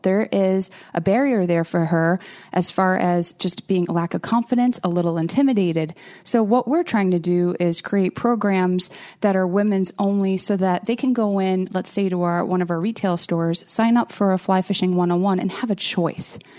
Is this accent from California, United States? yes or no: no; outside of Boston, Massachusetts, United States; also born or lived in Rhode Island; I grew up outside of Boston.